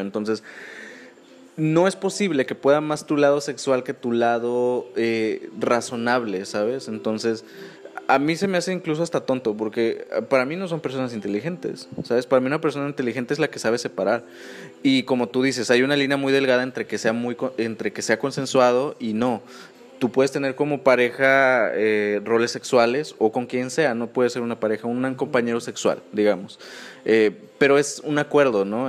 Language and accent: Spanish; Mexico; uno como mexicano sí tiene